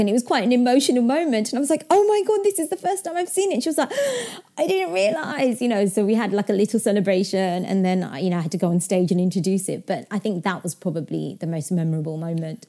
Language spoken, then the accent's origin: English; London, United Kingdom; also born or lived in Yorkshire; I was in Yorkshire, so I wasn't in my hometown where I grew, grew up. You know, I'm back in London now